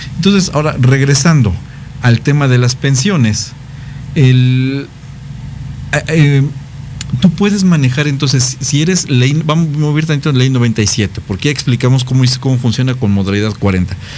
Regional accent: Mexico; como mexicanos, como latinos

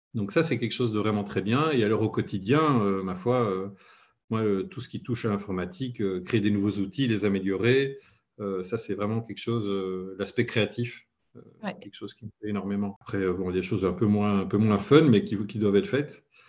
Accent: Belgium; j'habite en Belgique, je suis belge

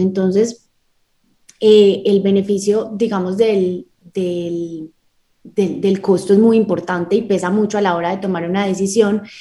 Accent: Medellín, Antioquia, Colombia; nací en Medellín, Colombia, tengo 28 años, toda mi vida he vivido aquí en Medellín

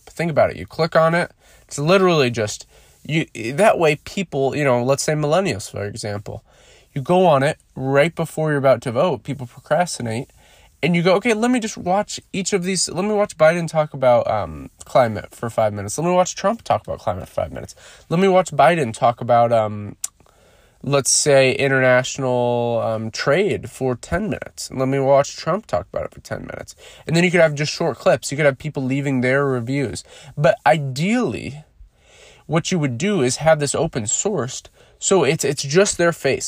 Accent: United States

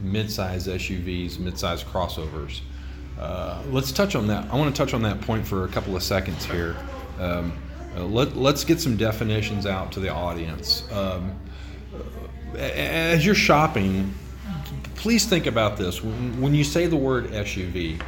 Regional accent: United States; we, as American consumers

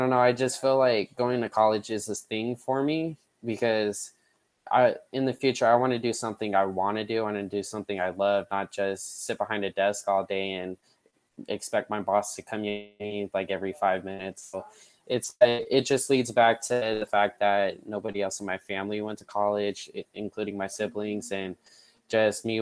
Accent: Nevada, United States; I was born and raised here

